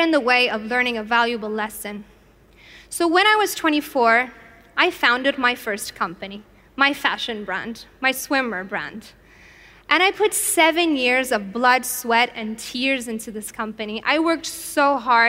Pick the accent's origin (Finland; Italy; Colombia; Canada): Italy; I, however, grew up in Italy